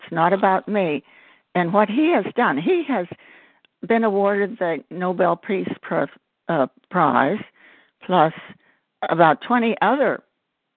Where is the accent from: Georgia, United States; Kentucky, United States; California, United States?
Georgia, United States; I'm from Georgia